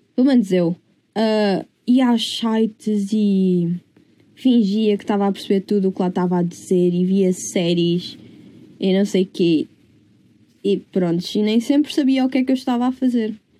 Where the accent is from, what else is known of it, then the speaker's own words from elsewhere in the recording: Coimbra, Centro, Portugal; Eu sempre cresci em Coimbra.